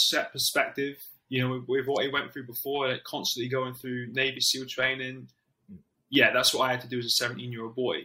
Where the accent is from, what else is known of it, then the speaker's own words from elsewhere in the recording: Plymouth, South West England, United Kingdom; I'm from Plymouth. I'd never been anywhere on my own outside of Plymouth without my parents and me